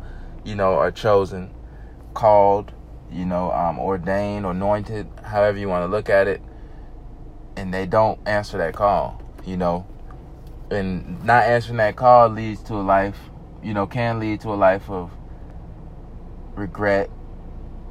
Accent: the South, Georgia, United States; I'm from the South, as you can probably tell. I'm from the South. I'm down here in Georgia

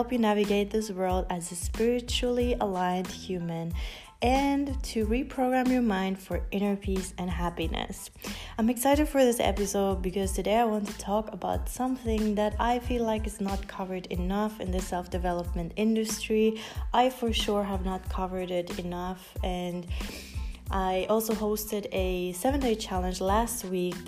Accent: Finland; moved away; also born or lived in United States / Colombia; I grew up in Finland

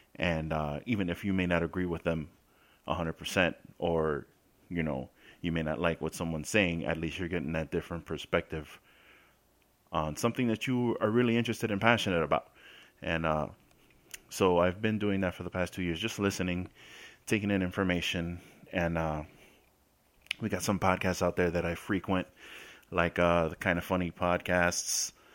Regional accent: New York City, New York, United States; moved away as an adult; now in Florida, United States; I spent the first nineteen years of my life in the Bronx, South Bronx, Colgate Avenue between Westchester and Watson Ave

